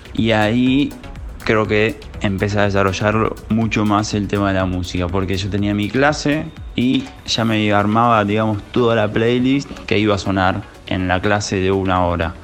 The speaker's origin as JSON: {"language": "Spanish", "region": "Buenos Aires", "country": "Argentina", "said": "Soy de Buenos Aires, capital federal, del barrio de Colegiales, para ser más preciso."}